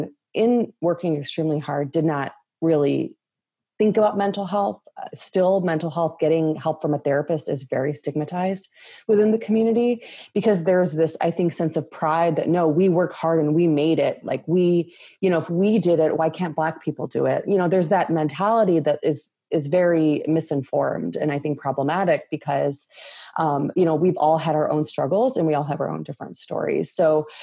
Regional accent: Chicago, Illinois, United States; I was born and raised in Chicago in the US

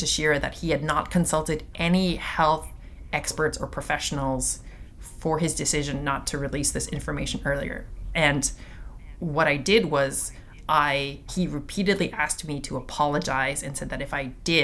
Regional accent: Toronto, Ontario, Canada; I'm from Toronto

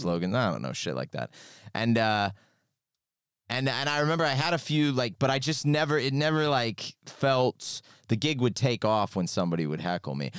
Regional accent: California, United States; moved away as an adult; now in United Kingdom; I'm from California

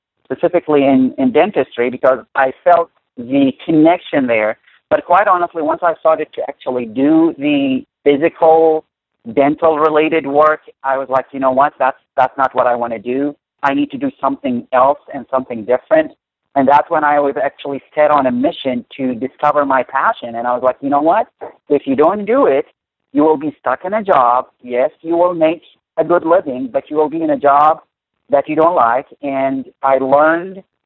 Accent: Baghdad, Baghdad Governorate, Iraq; moved away; I was born in Baghdad during the Iraqi-Iranian war. My first time at school when I was 6 years old was another war. And when I graduated high school, it was a time that Iraq decided to go into another war, and this time with the world, because they decided to go to war with the United States of America and all the coalition forces. So that's where I was born and raised.

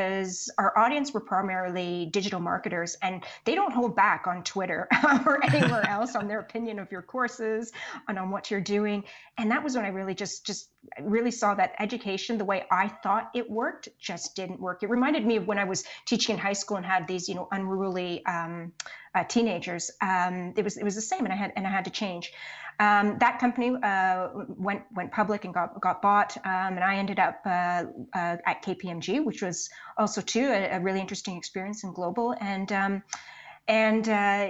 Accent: Canada; also born or lived in Poland; I'm Canadian. So that's where I've spent the majority of my career. Went to school here, all that sort of stuff, grew up here.

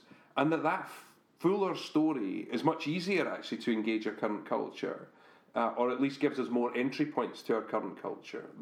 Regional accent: Scotland, United Kingdom; we're Scottish

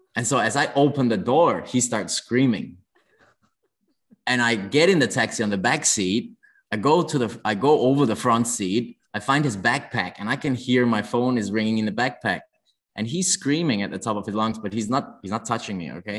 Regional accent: Denmark; moved away as an adult; also born or lived in London, United Kingdom; now in Hong Kong; I grew up in Denmark

